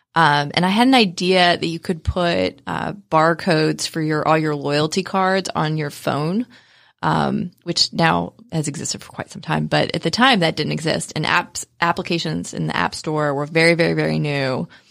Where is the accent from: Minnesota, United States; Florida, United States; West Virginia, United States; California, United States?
West Virginia, United States; I grew up in West Virginia, um, which is not known for being one of the wealthier areas of the United States